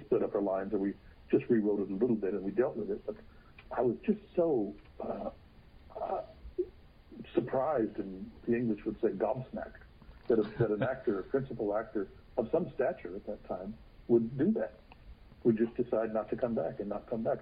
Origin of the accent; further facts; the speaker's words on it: Texas, United States; I'm from Texas